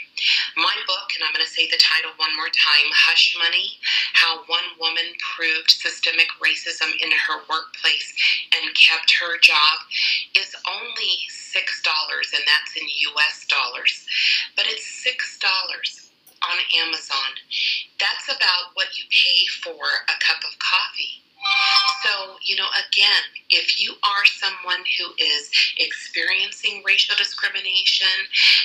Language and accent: English; Colorado Springs, Colorado, United States; I am a Colorado native. I was born and raised in Colorado Springs